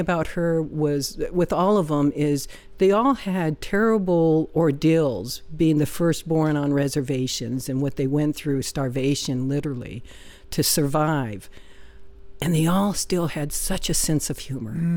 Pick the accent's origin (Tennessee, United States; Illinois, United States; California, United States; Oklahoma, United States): Oklahoma, United States; moved away; I'm from Oklahoma